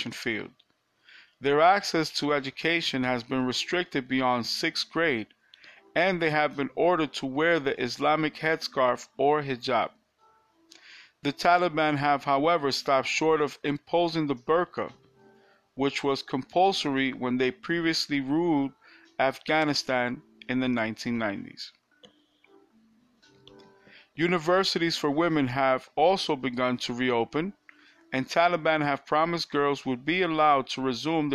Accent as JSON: {"language": "English", "region": "New York", "country": "United States", "said": "I'm from New York"}